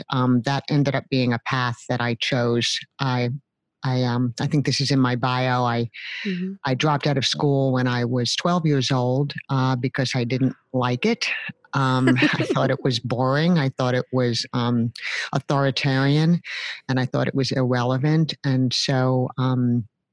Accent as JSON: {"language": "English", "town": "New York City", "region": "New York", "country": "United States", "tie": "born or raised there", "said": "I grew up in New York City. I'm born and raised there, remain there"}